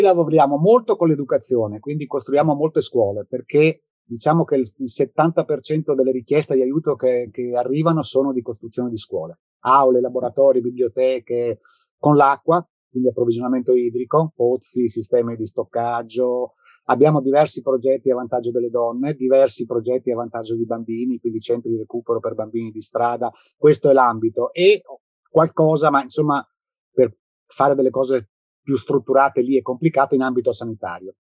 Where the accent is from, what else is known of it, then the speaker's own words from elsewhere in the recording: South Tyrol, Trentino-Alto Adige, Italy; moved away as an adult; now in Rome, Italy; io sono, vivo a Roma, ma sono originario del Sud Tirolo. Sono venuto a Roma nel, nel lontano 1983 per motivi di studio e poi ci sono rimasto.